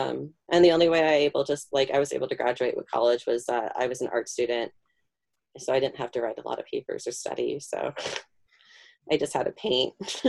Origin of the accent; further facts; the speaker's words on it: Illinois, United States; we're from Chicago suburbs, and, like, we're sporty